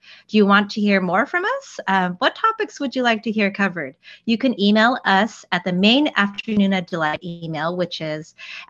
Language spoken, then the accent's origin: English; Southern California, United States; now in Northern California, United States; I'm Korean American, originally from Southern California, and now living in Northern California with my husband and two kids.